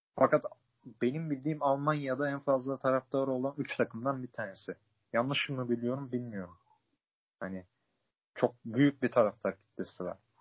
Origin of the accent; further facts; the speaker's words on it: İzmir, Turkey; ben de doğma büyüme Hatta ailesi yüz elli, iki yüz yıldır İzmir'de yaşayan birisi olarak